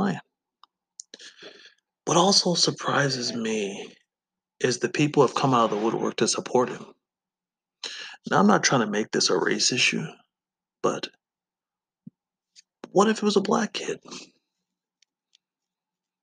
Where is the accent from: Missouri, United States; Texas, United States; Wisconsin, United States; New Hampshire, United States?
Wisconsin, United States; I'm from Wisconsin, but I'm not from Kenosha